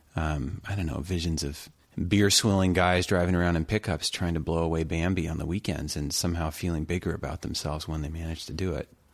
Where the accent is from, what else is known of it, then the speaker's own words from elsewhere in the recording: California, United States; Growing up in California and spending time in the mountains of California